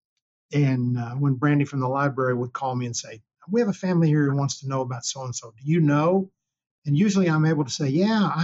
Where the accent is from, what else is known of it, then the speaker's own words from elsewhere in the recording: Hobart, Oklahoma, United States; moved away; growing up in Hobart